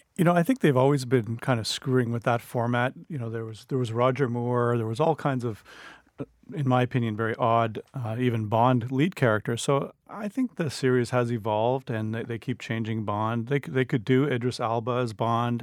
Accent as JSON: {"language": "English", "town": "Ottawa", "region": "Ontario", "country": "Canada", "tie": "born or raised there", "said": "I grew up in Ottawa"}